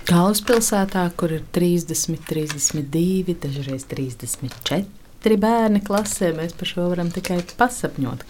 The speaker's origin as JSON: {"language": "Latvian", "town": "Cēsis", "country": "Latvia", "moved": "as an adult", "lives_now": "Nottingham, United Kingdom", "said": "es esmu cēsiniece, tāpat kā māsa"}